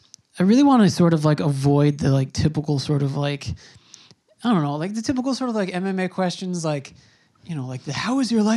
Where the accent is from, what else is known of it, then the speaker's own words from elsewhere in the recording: New York, United States; I'm from New York